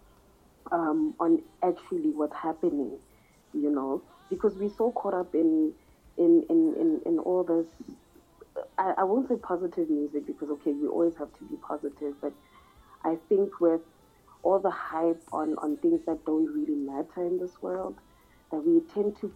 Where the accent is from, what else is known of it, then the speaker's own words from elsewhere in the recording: Sebokeng, Gauteng, South Africa; I'm from South Africa in a place called Sebokeng-Vaal.